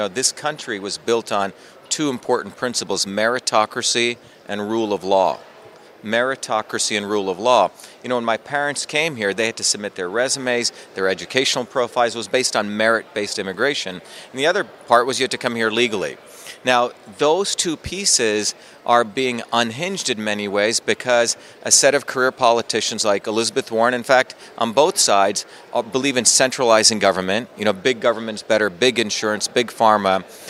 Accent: India; now in United States; You know, I came from India with nothing, went through the public school systems where I invented the first email system as a 14-year-old kid

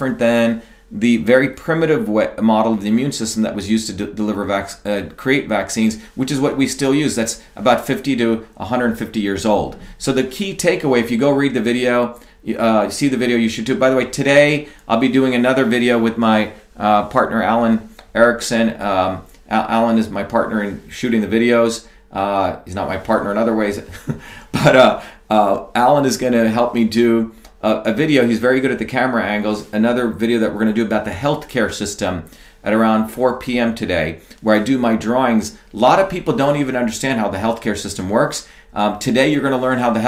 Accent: India; moved away; I grew up in India in a small village

